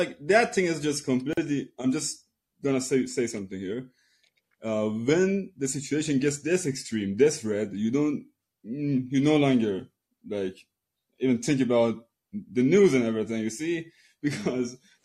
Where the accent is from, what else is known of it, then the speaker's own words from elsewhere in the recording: Iran; I'm an Iranian.